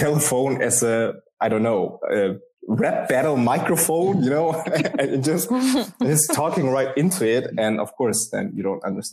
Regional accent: Worms, Rhineland-Palatinate, Germany; moved away as an adult; now in Turkey; I was actually born and raised in Germany, educated in Germany, took my pilot's studies, everything in the near of Frankfurt and Mannheim. It's a little city called Worms

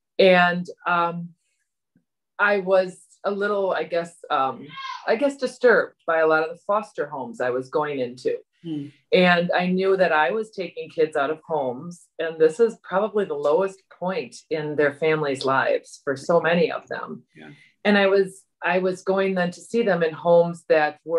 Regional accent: Wauwatosa, Wisconsin, United States; I grew up in Wauwatosa and went to St. Joe's in Wauwatosa

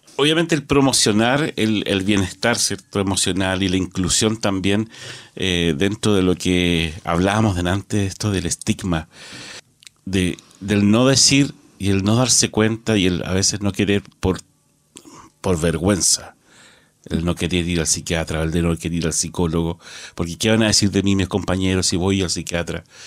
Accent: Chile; nosotros como sociedad chilena

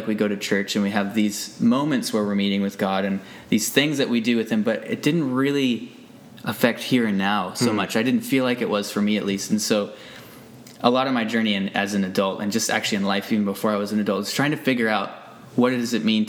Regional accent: United States; moved away as an adult; now in Abbotsford, Canada; I grew up in the States.

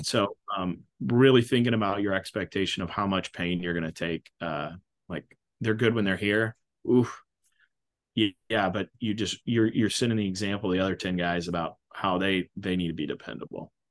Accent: Mahomet, Illinois, United States; I'm from Muhammad, Illinois

